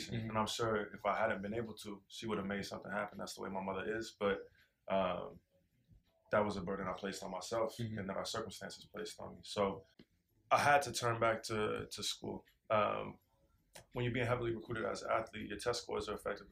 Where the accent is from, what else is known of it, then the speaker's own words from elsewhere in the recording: Portland, Oregon, United States; moved away; I'm from Northeast Portland, specifically King Alberta, which is a neighborhood that historically has been home to the vast majority of the small black population